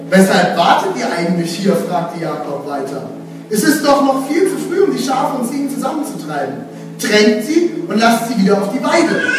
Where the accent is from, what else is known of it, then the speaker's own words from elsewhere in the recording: West Germany, Germany; also born or lived in Dresden; now in Leipzig, Germany; Ich bin kein Aussie, ich kann zwar ein bisschen Sächsisch sprechen, das ist schön, war, aber ich komme jetzt aus dem Westen.